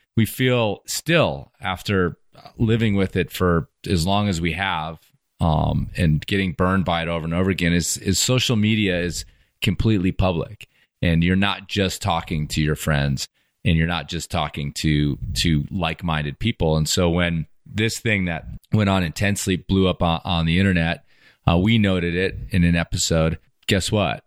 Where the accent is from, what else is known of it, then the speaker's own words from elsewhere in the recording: United States; we're from the States